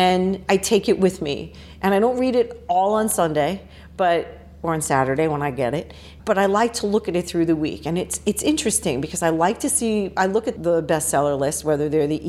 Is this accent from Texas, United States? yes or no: no; New York City, New York, United States; also born or lived in Queens; I grew up in the Bronx.